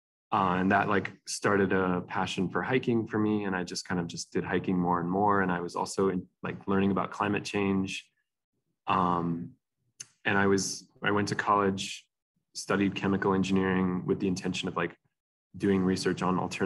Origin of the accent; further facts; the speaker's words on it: New Mexico, United States; moved away as an adult; now in Asheville, United States; I'm from New Mexico